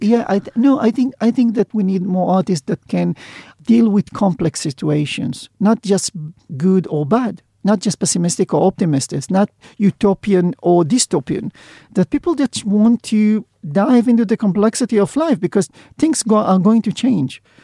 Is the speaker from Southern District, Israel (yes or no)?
yes; Sderot, Southern District, Israel; I was born in Zdobot, which is a small town in the south of Israel